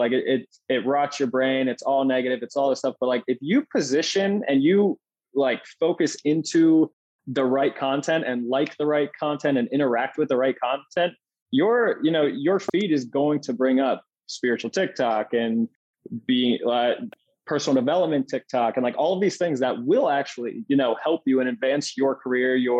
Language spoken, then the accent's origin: English; Red Lion, Pennsylvania, United States; moved away as an adult; also born or lived in York, Pennsylvania / Indiana, Pennsylvania / San Diego, California; now in Scottsdale, United States; I grew up in Red Lion, PA, small farm town